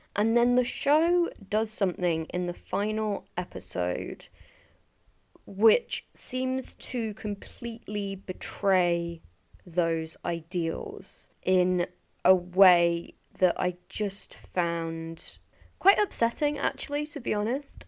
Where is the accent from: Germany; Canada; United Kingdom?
United Kingdom; England; as an English, or mostly English person